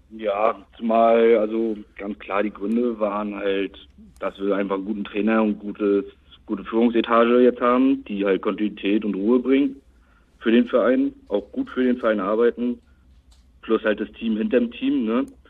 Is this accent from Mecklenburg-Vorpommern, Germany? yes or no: yes; Rostock, Mecklenburg-Vorpommern, Germany; 21 aus Rostock, auch gebürtiger Rostocker